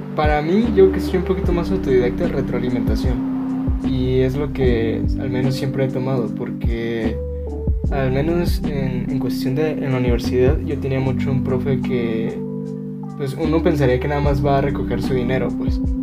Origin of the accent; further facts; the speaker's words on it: Mexico; como mexicano